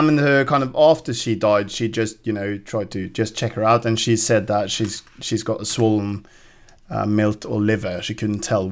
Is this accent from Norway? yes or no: yes; Norway; as a Norwegian